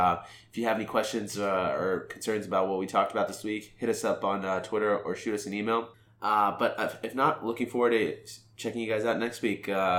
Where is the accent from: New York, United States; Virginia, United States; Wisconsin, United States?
Virginia, United States; Richmond; I grew up in Richmond in the suburbs.